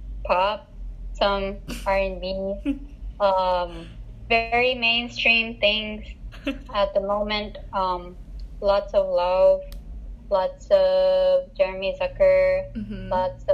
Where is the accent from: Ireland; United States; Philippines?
Philippines; I study music. I'm from the Philippines.